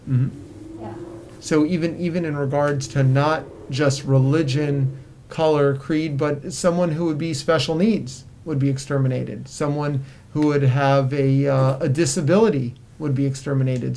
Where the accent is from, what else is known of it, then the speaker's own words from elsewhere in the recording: South Florida, United States; I grew up in South Florida, where where many Holocaust survivors moved due to the weather